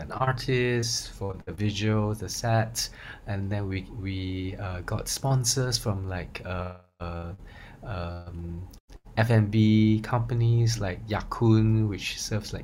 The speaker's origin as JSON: {"language": "English", "country": "Singapore", "said": "we identify as Singaporean"}